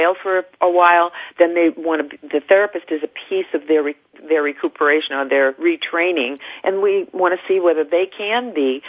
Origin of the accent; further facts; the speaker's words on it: Salem, Massachusetts, United States; I was raised in Salem, Massachusetts